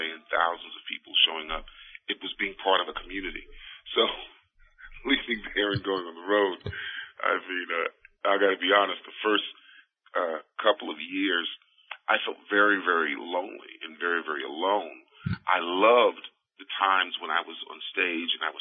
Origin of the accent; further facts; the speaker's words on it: New York City, New York, United States; also born or lived in Queens, New York; I was born in the Brooklyn area